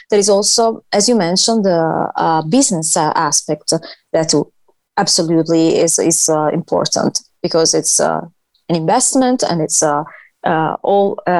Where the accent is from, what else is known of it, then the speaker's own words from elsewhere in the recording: Italy; English is a second language; moved away as an adult; now in United States; I'm from Italy.